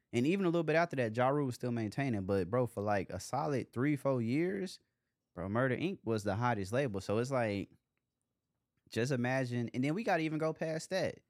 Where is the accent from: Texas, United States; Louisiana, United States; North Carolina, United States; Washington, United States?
Texas, United States; Dallas; growing up in Dallas